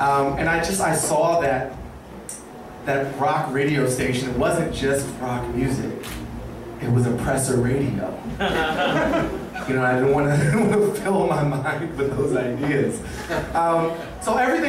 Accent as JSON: {"language": "English", "town": "Washington", "region": "District of Columbia", "country": "United States", "tie": "born or raised there", "said": "when you have a revolutionary black mother in the 80s in DC, you get a different kind of upbringing"}